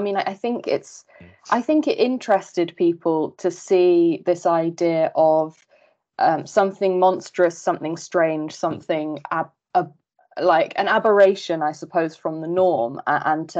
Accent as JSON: {"language": "English", "country": "United Kingdom", "tie": "born or raised there", "said": "growing up in Britain, transgender lives were not discussed with me either"}